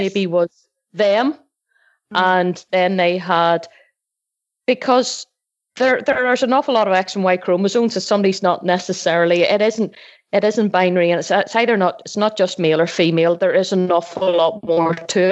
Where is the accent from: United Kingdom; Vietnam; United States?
United Kingdom; Northern Ireland